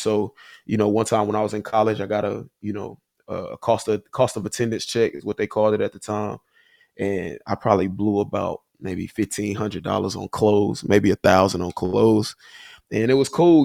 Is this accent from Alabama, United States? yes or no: yes; Huntsville, Alabama, United States; moved away as an adult; also born or lived in Nashville, Tennessee / Chicago; I'm from Huntsville, Alabama. Uh grew up there, you know, my whole life